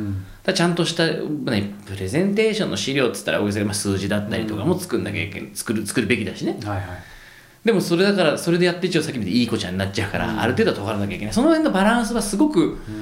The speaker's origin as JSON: {"language": "Japanese", "region": "Tokyo", "country": "Japan", "tie": "born or raised there", "also_born_or_lived": "Santa Cruz, California, United States", "moved": "as an adult", "said": "東京生まれなんですけど僕、なんか都会に住んでる都会じゃないですか東京って"}